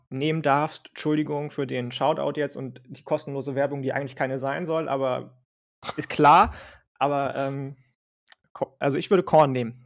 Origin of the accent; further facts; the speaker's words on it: Northern Germany, Germany; ich bin ja Norddeutscher